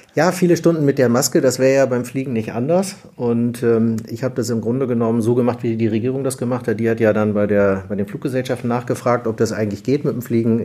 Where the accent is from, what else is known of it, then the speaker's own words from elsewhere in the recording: Munich, Bavaria, Germany; also born or lived in Hamburg / Berlin; now in Düsseldorf, Germany; Für mich ist München ja Heimat. Ich bin ja gebürtiger Münchner.